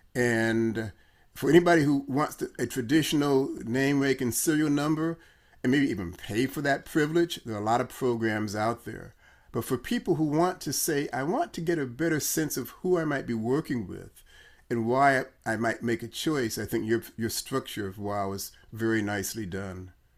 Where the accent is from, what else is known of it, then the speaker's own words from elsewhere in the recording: Chicago, Illinois, United States; I'm from Chicago